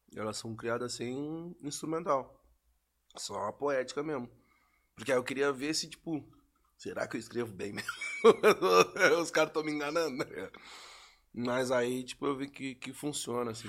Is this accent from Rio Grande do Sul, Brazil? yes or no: yes; Pelotas, Rio Grande do Sul, Brazil; lá de onde eu sou, que é Pelotas